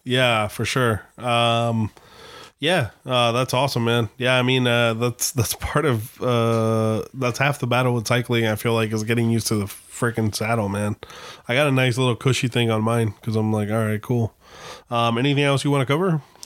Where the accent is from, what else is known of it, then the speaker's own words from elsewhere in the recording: Gilbert, Arizona, United States; moved away; in Gilbert, Arizona, um, which is kind of cool, but at the same time, it's scary 'cause that's my hometown